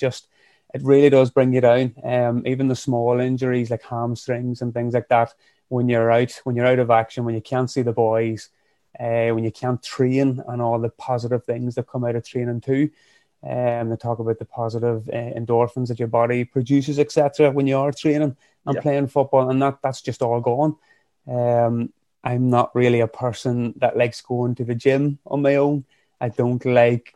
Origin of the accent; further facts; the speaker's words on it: County Fermanagh, Northern Ireland, United Kingdom; also born or lived in County Armagh; now in Craigavon, United Kingdom; I'm originally from Fermanagh, living up in County Armagh, just outside of Craigavon